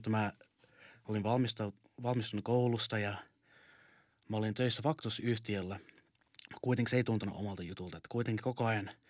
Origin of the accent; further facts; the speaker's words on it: Canada; now in Finland; mä oon Kanadan suomalainen. Mä muutin Suomeen vuonna 2002.